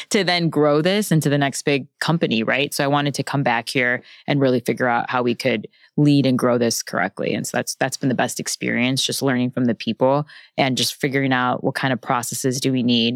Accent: Chicago, Illinois, United States; moved away as an adult; also born or lived in Bentonville, Arkansas / Los Angeles; now in New York, United States; I grew up in Chicago

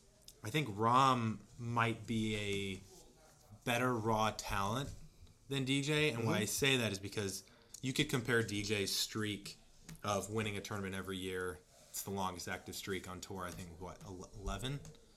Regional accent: St. Louis, Missouri, United States; Bellerive, which is in my hometown. Yes. In St. Louis

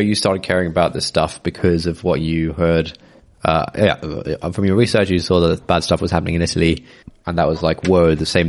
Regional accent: United Kingdom; now in London, United Kingdom

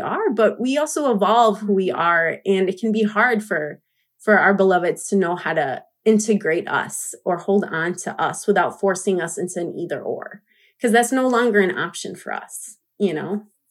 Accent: United States; I grew up in the U S as a Latina

